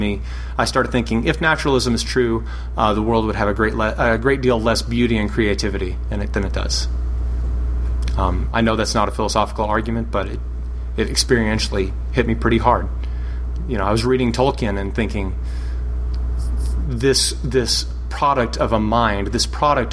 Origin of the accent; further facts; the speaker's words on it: Texas, United States; moved away as an adult; also born or lived in Massachusetts; I'm originally from Texas